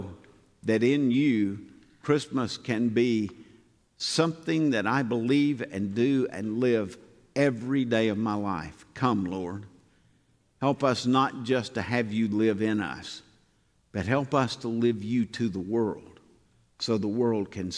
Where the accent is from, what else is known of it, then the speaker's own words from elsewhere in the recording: Southern, United States; accent: heavy Southern; my heavy Southern accent